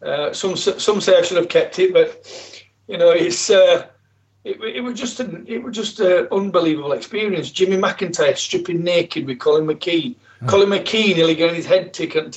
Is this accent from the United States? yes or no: no; Yorkshire and the Humber, United Kingdom; I'm from South Yorkshire